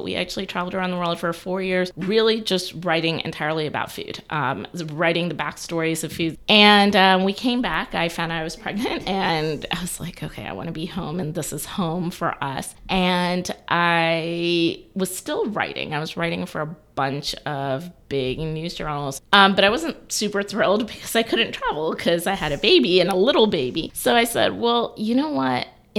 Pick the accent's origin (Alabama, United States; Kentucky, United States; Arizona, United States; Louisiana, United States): Alabama, United States; Auburn; moved away as an adult; now in Atlanta, United States; I'm actually from Auburn, Alabama, War Eagle, and I came to Atlanta about 20 some odd years ago, actually for college, and I fell in love with the city.